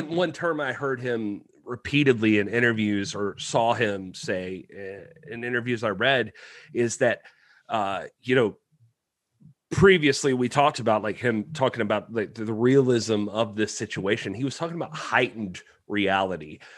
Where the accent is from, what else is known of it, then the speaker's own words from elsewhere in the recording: Kowloon Bay, Hong Kong; born there; I was born in Kowloon Bay.